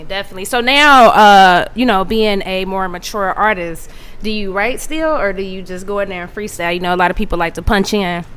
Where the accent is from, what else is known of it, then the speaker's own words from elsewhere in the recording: Midwest, United States; I'm from the Midwest